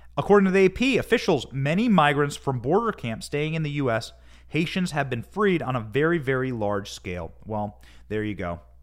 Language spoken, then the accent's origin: English; Iowa, United States; I grew up in Iowa. I grew up on cattle ranches